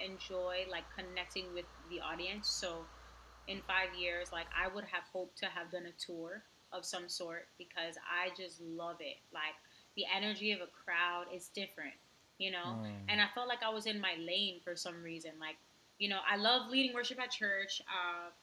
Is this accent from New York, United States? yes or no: yes; New York City, New York, United States; moved away; I want to like help people where I grew up. I grew up in Queensbridge